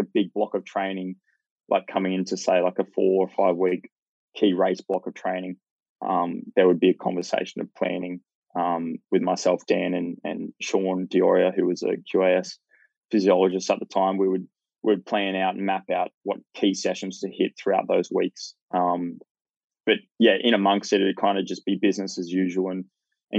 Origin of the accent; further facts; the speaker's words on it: Hervey Bay, Queensland, Australia; now in Gold Coast, Australia; I grew up in Hervey Bay